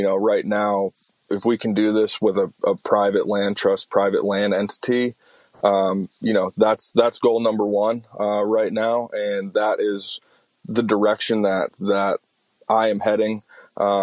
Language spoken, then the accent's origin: English; Newtown, Connecticut, United States; my hometown of Newtown, Connecticut